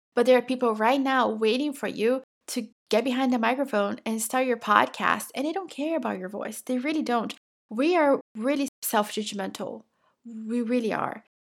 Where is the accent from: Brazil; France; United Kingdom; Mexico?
Brazil; English is a second language; now in United States; I'm originally from Brazil. I have lived in the United States for twenty-two years at this point